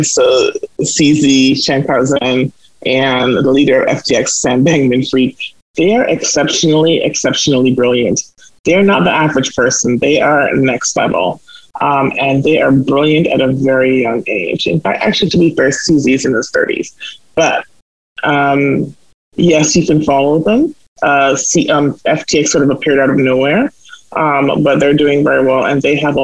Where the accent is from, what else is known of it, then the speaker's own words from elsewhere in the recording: Jamaica; now in Canada; I come from Jamaica, where I already see a lot of people who look like me. And so it wasn't that hard for me when I came to Canada